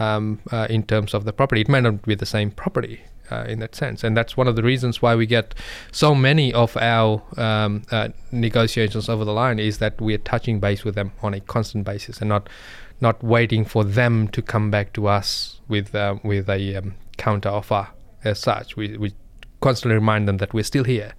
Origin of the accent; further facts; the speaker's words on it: Fiji; I'm from Indian background from Fiji, but originally my grandparents from India.